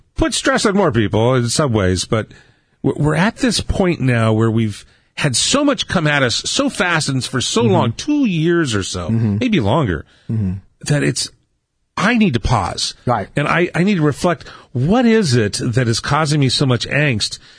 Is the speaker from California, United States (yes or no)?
yes; Southern California, United States; also born or lived in Ohio; growing up in Southern California in the '60s and '70s. We actually came out from Ohio mm-hmm. in 1968